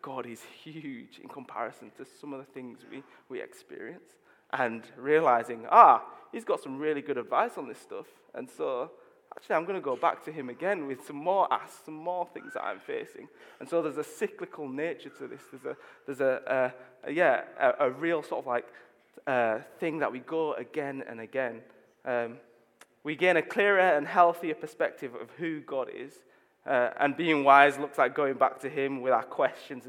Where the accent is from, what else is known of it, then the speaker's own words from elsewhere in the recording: Leeds, Yorkshire and the Humber, United Kingdom; I'm from Leeds. I grew up in Chapel Town.